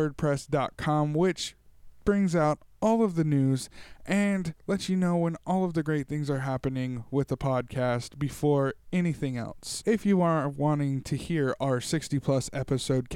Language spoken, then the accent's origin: English; Tulare, California, United States; my hometown of Tulare, California.